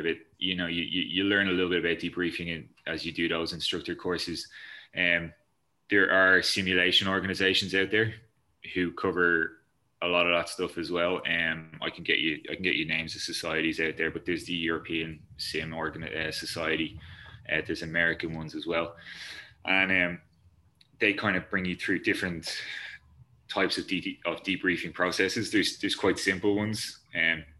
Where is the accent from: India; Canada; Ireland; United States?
Ireland; We're Irish